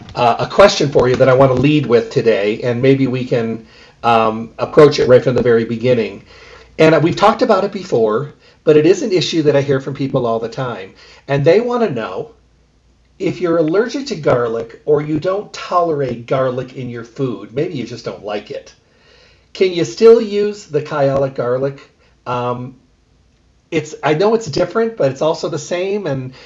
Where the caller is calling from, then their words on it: Durango, Colorado, United States; I'm actually in Colorado this week, so I'm calling you from Durango, Colorado.